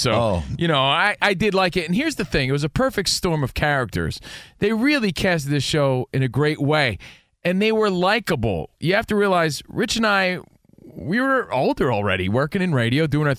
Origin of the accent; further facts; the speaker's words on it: New Jersey, United States; I'm from Jersey.